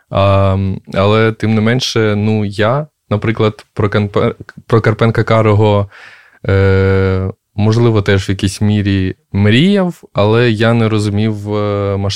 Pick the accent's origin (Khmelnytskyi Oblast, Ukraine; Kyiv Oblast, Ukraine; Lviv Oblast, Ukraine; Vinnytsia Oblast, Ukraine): Kyiv Oblast, Ukraine; Makariv; Я з Макарова з Київської області.